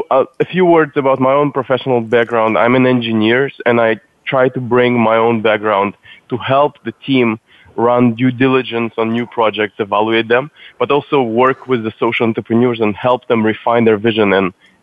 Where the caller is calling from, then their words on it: San Francisco, California, United States; From San Francisco, from our offices.